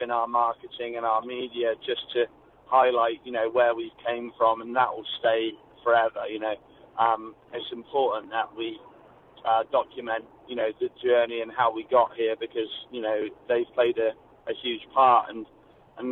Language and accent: English; England, United Kingdom; moved away as an adult; I've just coming over here as an English guy